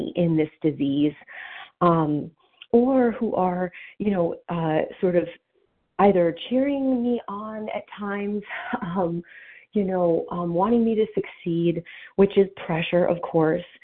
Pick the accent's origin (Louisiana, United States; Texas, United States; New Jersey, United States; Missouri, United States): New Jersey, United States; now in Pennsylvania, United States; I'm from New Jersey